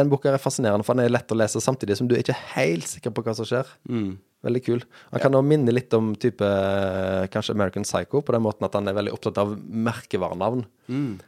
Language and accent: Norwegian; Sweden; now in Stavanger, Norway; Ja, jeg er svensk.